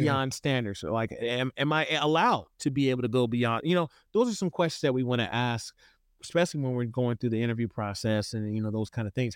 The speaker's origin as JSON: {"language": "English", "town": "Houston", "region": "Texas", "country": "United States", "tie": "born or raised there", "moved": "yes", "lives_now": "Idaho, United States", "said": "I grew up in the South originally, I'm from Houston"}